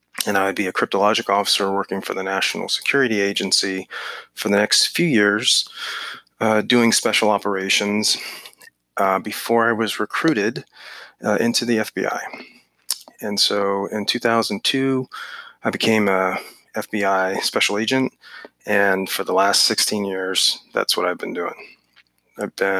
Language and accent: English; Northern Virginia, United States; I grew up in Northern Virginia